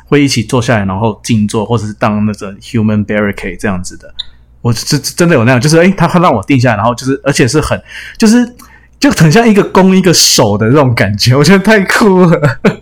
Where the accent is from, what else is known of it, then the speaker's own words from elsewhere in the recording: Canada; accent: Canadian; 我小时候住加拿大，也是讲比较American English